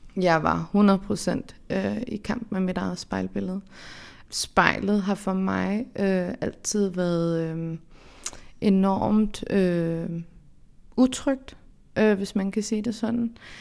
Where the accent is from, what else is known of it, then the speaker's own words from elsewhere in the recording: Denmark; så er jeg jo fra Danmark, kan man sige. Jeg øh, er opvokset her